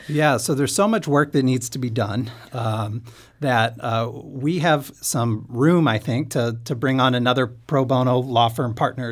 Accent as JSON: {"language": "English", "town": "St. Louis", "region": "Missouri", "country": "United States", "also_born_or_lived": "Kansas City", "said": "I'm from Saint Louis, uh, but went to law school in Kansas City"}